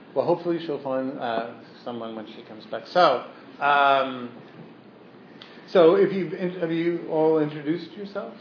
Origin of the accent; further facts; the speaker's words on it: New York City, New York, United States; my growing up on the Lower East Side